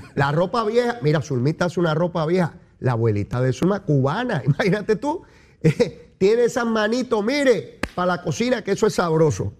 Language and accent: Spanish; Puerto Rico; Yo soy caribeño y latinoamericano, eso y ciudadano americano, todas esas cosas yo soy.